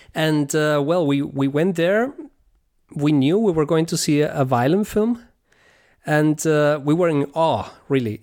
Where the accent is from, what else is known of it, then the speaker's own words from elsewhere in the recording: Venezuela; moved away as an adult; now in Germany; I come originally from Venezuela, and over there I, I was playing guitar with different bands